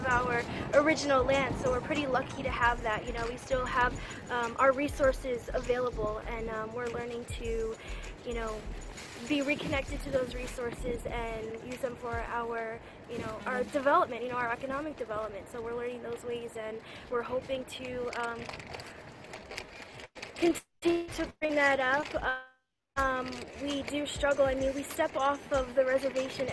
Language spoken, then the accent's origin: English; Shinnecock Nation, Long Island, New York, United States; I'm from the Shinnecock Nation